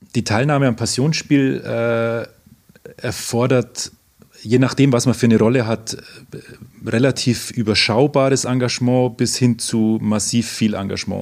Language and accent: German; Oberammergau, Bavaria, Germany; Ich komme aus Oberammergau